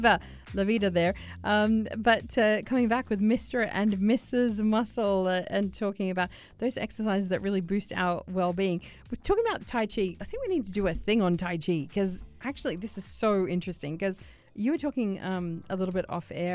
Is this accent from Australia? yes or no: yes; Australia; growing up in Australia